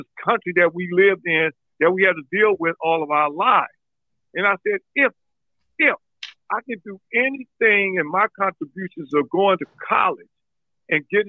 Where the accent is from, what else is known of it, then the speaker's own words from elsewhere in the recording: Oakland, California, United States; I was born and raised in West Oakland, a rough neighborhood, tough time.